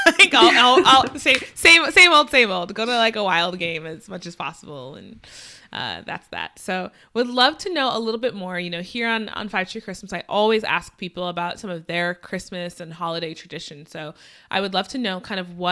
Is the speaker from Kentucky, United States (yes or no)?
no; Twin Cities suburbs, Minnesota, United States; I grew up in the Twin Cities as well.